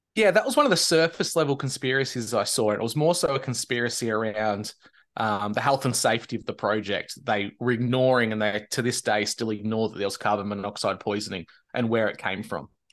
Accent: Victoria, Australia; near the border of New South Wales and Victoria, my home state

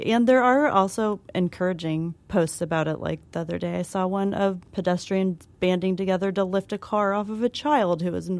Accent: Kansas City, Missouri, United States; now in New York City, United States; I'm from Kansas City, Missouri

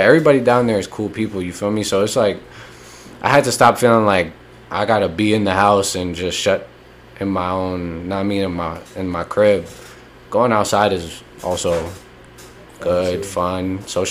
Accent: North Brunswick, New Jersey, United States; moved away as an adult; I grew up in the Grove.

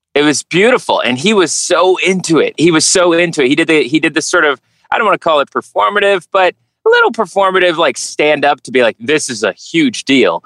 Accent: Dallas, Texas, United States; I'm from Dallas

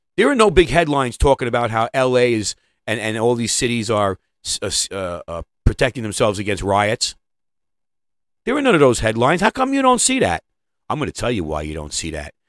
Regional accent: New York, United States; I'm from New York

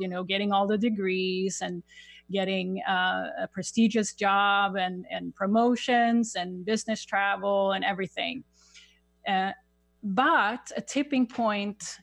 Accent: Sweden; English is a second language; moved away as an adult; now in United States; I have a little accent. I, I grew up in Sweden

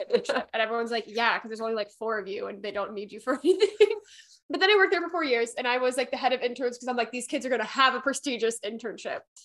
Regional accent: Midwest, United States; also born or lived in Pennsylvania; I'm from the Midwest

